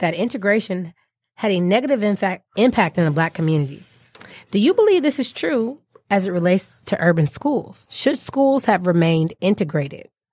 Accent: Detroit, Michigan, United States; accent: African-American Vernacular English; first language African-American Vernacular English; I, I grew up in Detroit. I'm born and raised from Detroit, not Metro Detroit, from Detroit.

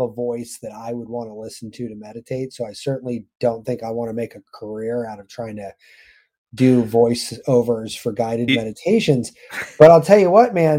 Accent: California, United States; I happen to have been born and raised in California

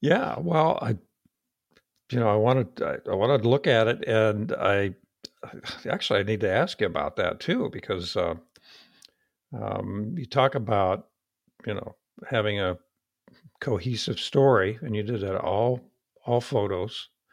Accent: United States; accent: hillbilly; my hillbilly accent

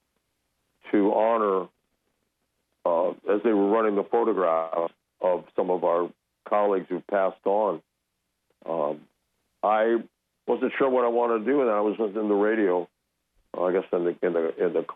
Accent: Mexico City, Mexico; moved away; I grew up in Mexico City

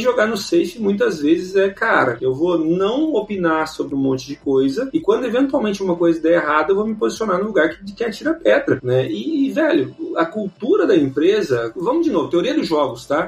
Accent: Brazil; nós somos brasileiros

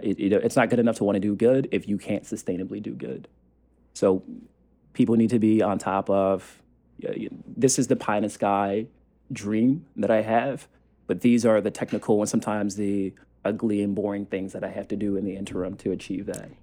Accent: the South, United States; the person that I was growing up in the South

